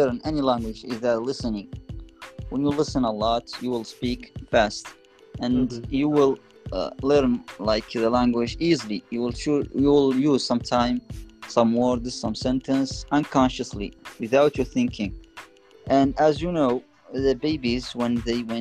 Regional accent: Mauritania; English is a second language; I'm from Mauritania.

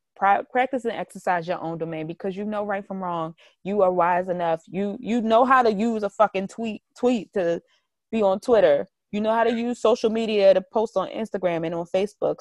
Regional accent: Baltimore, Maryland, United States; I'm really from Baltimore

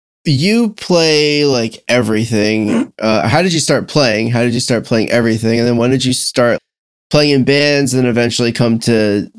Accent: Cornwall, New York, United States; also born or lived in Florida; now in Washington, D.C., United States; I'm from New York, north of the city near West Point in Cornwall

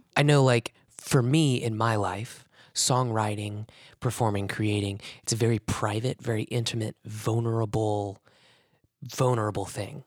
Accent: Springfield, Missouri, United States; moved away as an adult; growing up in Springfield, Missouri

